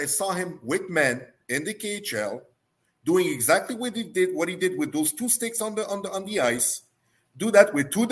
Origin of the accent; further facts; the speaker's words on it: Montreal, Quebec, Canada; I grew up in Montreal.